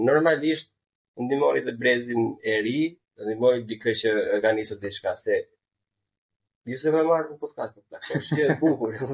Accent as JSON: {"language": "Albanian", "country": "Albania", "said": "si shqiptar"}